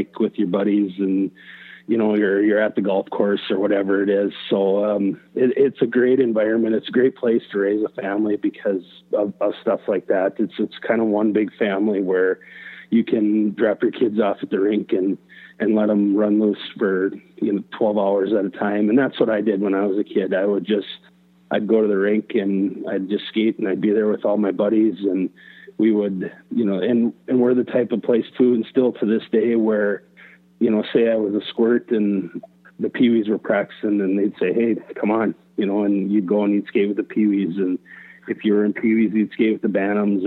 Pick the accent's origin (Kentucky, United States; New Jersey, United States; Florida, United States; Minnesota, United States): Minnesota, United States; Warroad; born or raised there; also born or lived in Duluth, Minnesota